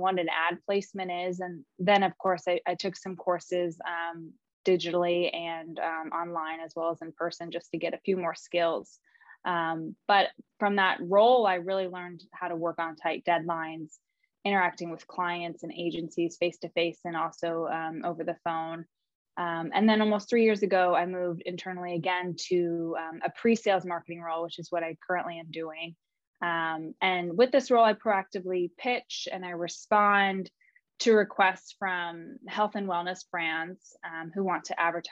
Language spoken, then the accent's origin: English; East Coast, United States; I grew up on the East Coast.